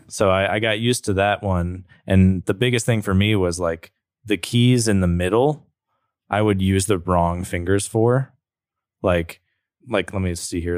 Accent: Roanoke, Virginia, United States; born or raised there; also born or lived in Blacksburg

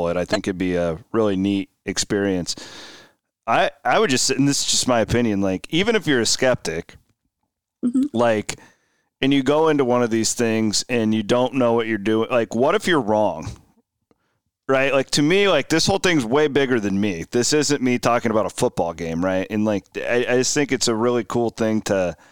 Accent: near Villisca, Iowa, United States; Growing up near Villisca

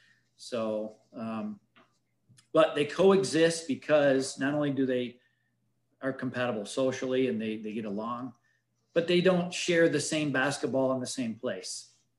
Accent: Detroit, Michigan, United States; moved away; Dennis Rodman, we're from Detroit area. That's where we moved here from back about 10 years ago.

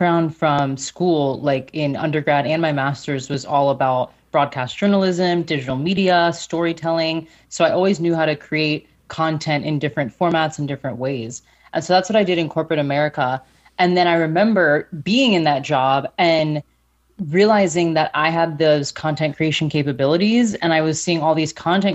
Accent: Florida, United States; accent: American; moved away as an adult; now in Germany; So I do have an American accent. I'm from Florida.

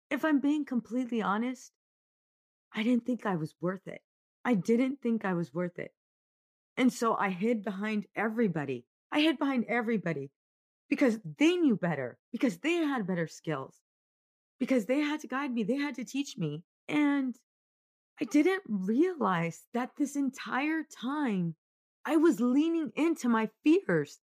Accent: Oceanside, California, United States; I grew up in Oceanside

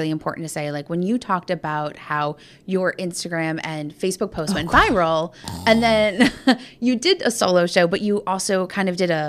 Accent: Pittsburgh, Pennsylvania, United States; And so we're both from Pittsburgh.

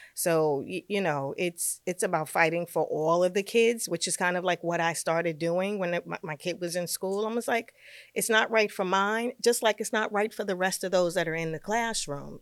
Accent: New York City, New York, United States; moved away as an adult; now in Westchester, United States; I'm a New Yorker. I'm a Brooklyn girl through and through

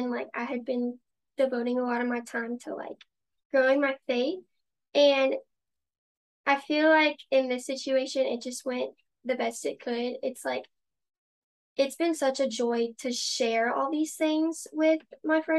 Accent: Prairieville, Louisiana, United States; I'm like from Prairieville, so 20 minutes away

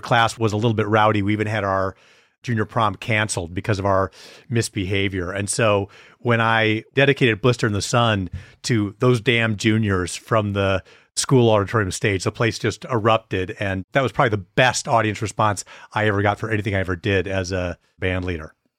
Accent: Wisconsin, United States; moved away as an adult; also born or lived in Beaver Dam / Green Bay / De Pere / Milwaukee; I grew up in a few different places in Wisconsin, Beaver Dam, went to high school in Green Bay

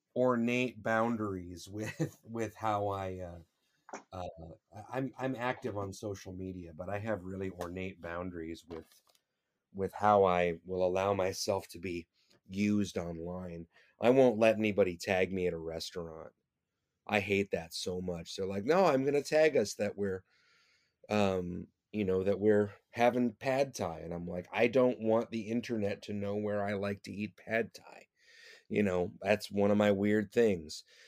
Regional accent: Detroit, Michigan, United States; now in New York, United States; I was born in Detroit, Michigan

